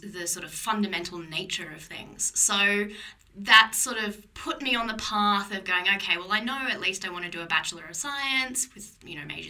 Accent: Melbourne, Victoria, Australia; moved away as an adult; now in Oxford, United Kingdom; I grew up in Melbourne

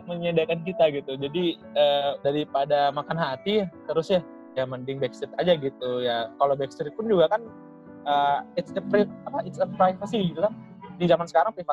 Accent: Riau, Indonesia; born there; gue tuh orang Bugis, kan uh, notabene Bugis di Makassar gitu. Nah, gue sementara gue lahir di Riau gitu.

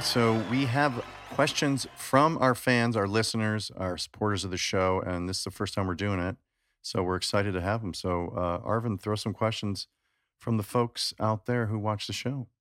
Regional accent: Chicago, Illinois, United States; I grew up in Chicago

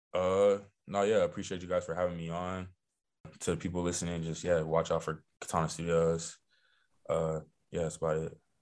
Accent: Los Angeles, California, United States; I'm from Los Angeles, California

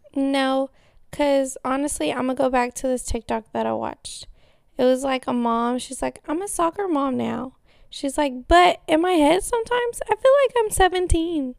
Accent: Texas, United States

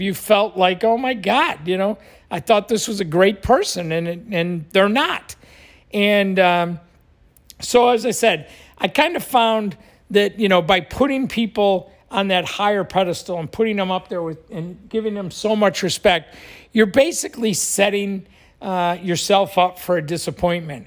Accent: Buffalo, New York, United States; now in Florida, United States; I grew up in Buffalo

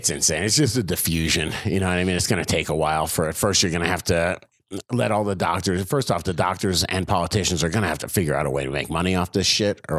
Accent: New Jersey, United States; A lot of people living in New Jersey, that's for sure. I'm from Jersey.

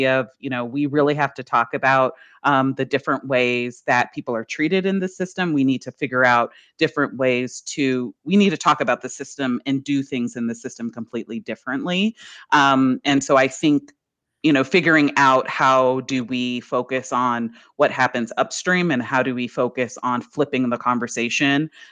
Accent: New Orleans, Louisiana, United States; I was raised here in New Orleans

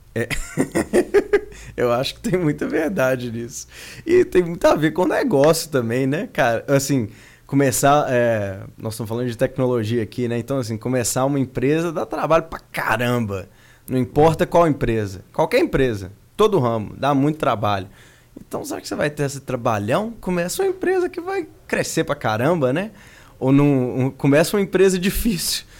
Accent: Belo Horizonte, Minas Gerais, Brazil; moved away as an adult; also born or lived in Silicon Valley, California, United States; Eu sou de Belo Horizonte originalmente, minha vida em BH era muito boa

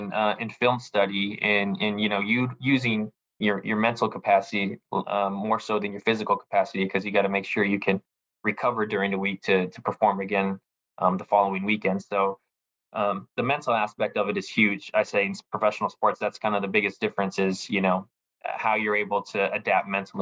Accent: Hawaii, United States; also born or lived in California; especially for me, I came from Hawaii, from California, where, you know, it can be sunny, you know, 90% of the time

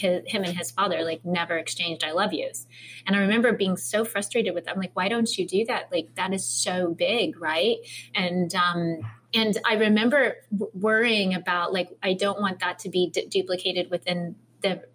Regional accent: Midwest, United States; I'm from the Midwest

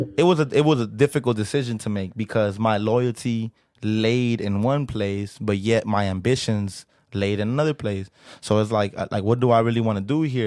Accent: Los Angeles, California, United States; I'm from South Central L

